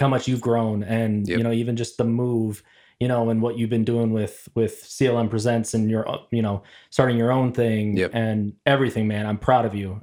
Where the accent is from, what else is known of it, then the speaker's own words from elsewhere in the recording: Plymouth, Minnesota, United States; also born or lived in Ventura, California; as a kid, I moved from California to Minnesota